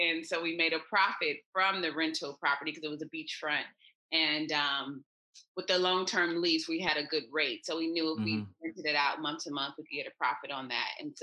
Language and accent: English; United States; accent: American; moved away as an adult; also born or lived in Thailand; I'm Jamaican with my American accent and passport